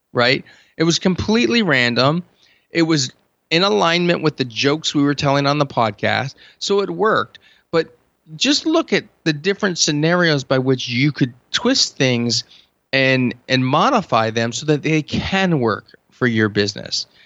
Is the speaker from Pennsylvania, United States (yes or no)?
yes; Hershey, Pennsylvania, United States; I'm from Hershey